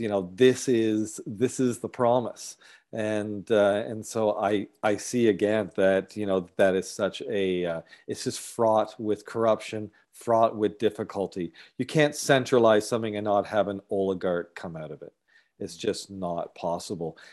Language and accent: English; Galt, Ontario, Canada; now in British Columbia, Canada; my hometown, um, Galt in Guelph area in Ontario, and then here in B C.